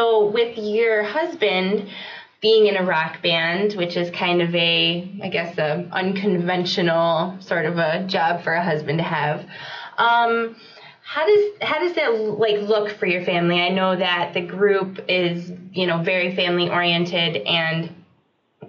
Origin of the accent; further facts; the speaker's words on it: Jacksonville, North Carolina, United States; moved away; I'm originally from Jacksonville, North Carolina